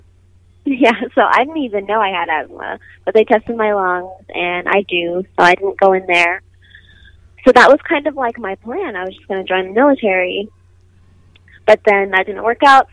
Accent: Nevada, United States; I was born in Nevada

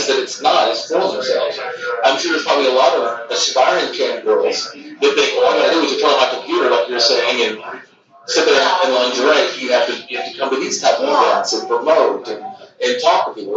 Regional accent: Texas, United States; now in New York, United States; I grew up in Texas and moved to New York in 2006

